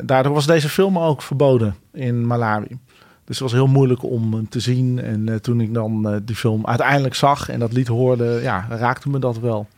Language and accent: Dutch; Utrecht, Netherlands; also born or lived in Bennekom / Ede; ik ben uiteindelijk voornamelijk in Utrecht opgegroeid in die tijd.